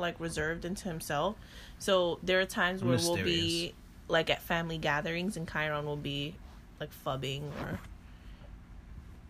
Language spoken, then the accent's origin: English; New York, United States; I'm from New York